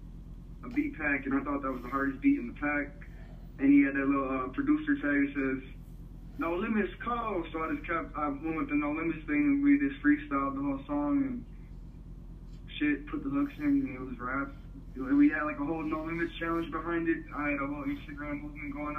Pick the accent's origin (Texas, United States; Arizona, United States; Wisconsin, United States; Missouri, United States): Wisconsin, United States; Milwaukee; I'm from Milwaukee, Wisconsin